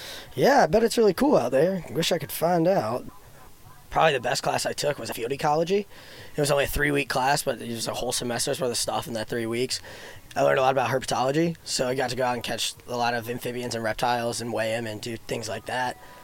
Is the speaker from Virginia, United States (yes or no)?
yes; Sedley, Virginia, United States; So I grew up in Sedley, Virginia. It's a teeny tiny little town in the Tidewater area